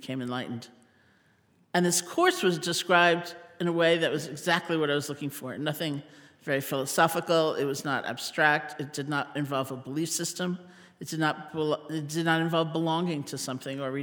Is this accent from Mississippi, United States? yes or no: no; New York City, New York, United States; also born or lived in Buffalo, New York; I grew up in New York City in Washington Heights